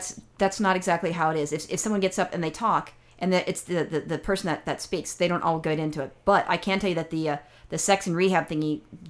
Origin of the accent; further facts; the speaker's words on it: California, United States; I'm a Californian.